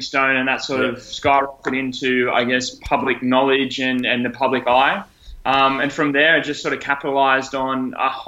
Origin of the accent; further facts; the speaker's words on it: Sydney, New South Wales, Australia; I live in Sydney. I grew up in on the Northern Beaches.